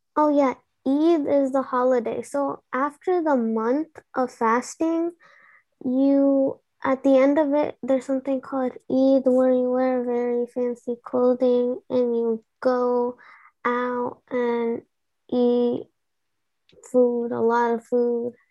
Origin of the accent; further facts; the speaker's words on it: Pakistan; I'm Pakistani